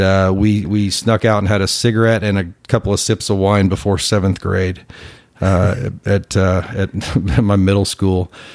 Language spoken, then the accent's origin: English; Plano, Texas, United States; also born or lived in McKinney, Texas; I grew up in Plano